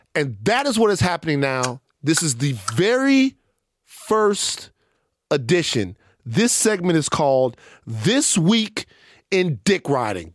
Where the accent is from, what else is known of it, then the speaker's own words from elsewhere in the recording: Baton Rouge, Louisiana, United States; I'm from Baton Rouge, a place where we don't dick ride, right?